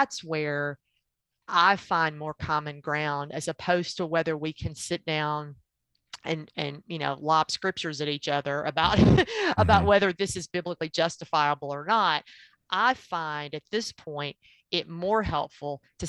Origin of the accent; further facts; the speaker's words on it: Tennessee, United States; also born or lived in Georgia; I was born and raised in Tennessee